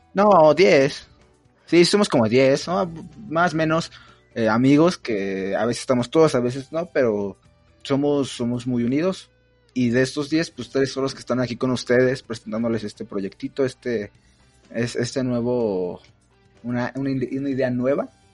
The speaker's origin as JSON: {"language": "Spanish", "region": "State of Mexico", "country": "Mexico", "said": "yo también soy del Estado de México"}